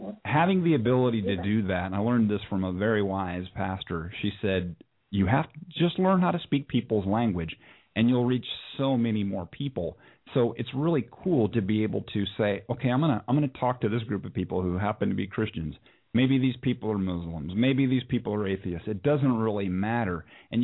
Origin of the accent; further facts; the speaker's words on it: San Diego, California, United States; now in Tennessee, United States; I grew up in Southern California. I grew up in the San Diego area